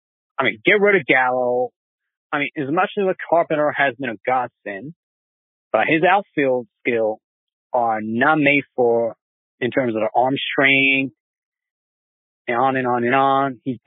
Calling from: New York City, New York, United States; from Elmhurst calling.

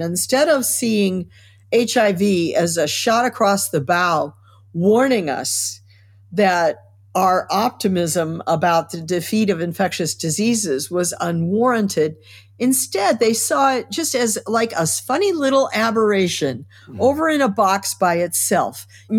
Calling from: New York City, New York, United States; New York City, the epicenter.

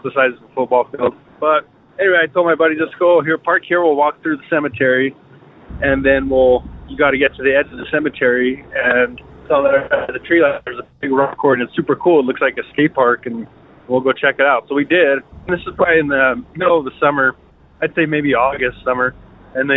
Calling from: Denver, Colorado, United States; also born or lived in Trinidad, Colorado; I'm calling from Denver, Colorado.

